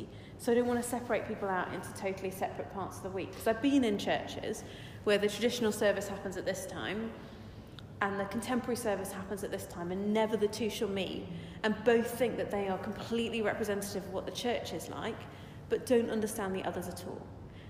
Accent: South East England, United Kingdom; because I come from Surrey and there are lots of people who are leaders

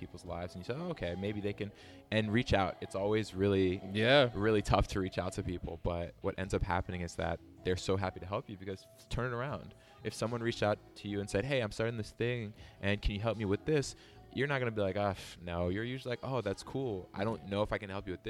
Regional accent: Beltsville, Maryland, United States; moved away as an adult; also born or lived in Guangzhou, China; I grew up in the Washington, D.C. area, specifically a small town in PG County called Beltsville.

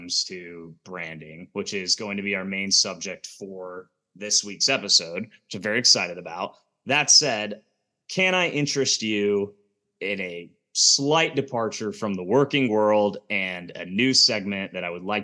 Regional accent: Kansas City, Missouri, United States; moved away as an adult; also born or lived in Denver / Lawrence, Kansas; now in Atlanta, United States; I'm from Kansas City. I mean, I live in Atlanta now, lived in Denver before that, went to KU, lived in Kansas City for like 12

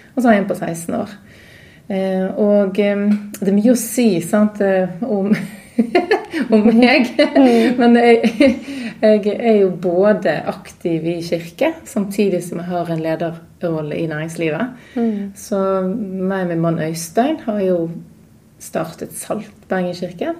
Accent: Knarvik, Vestland, Norway; also born or lived in Oslo / United States; now in Bergen, Norway; Jeg er jo fra Bergen

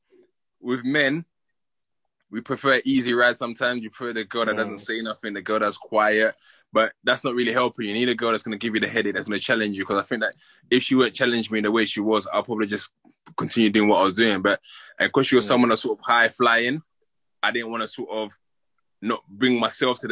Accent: London, United Kingdom; I grew up in Peckham. I grew up in Peckham

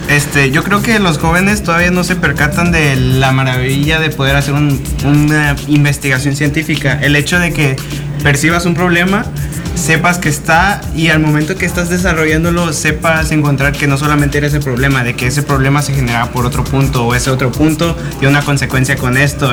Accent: Sinaloa, Mexico; moved away as an adult; also born or lived in Nayarit; mi origen es desde Sinaloa, así que tengo más cultura sinaloense

